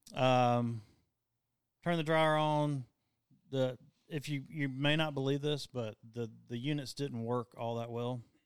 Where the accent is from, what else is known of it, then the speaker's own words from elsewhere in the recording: the South, United States; we're from the South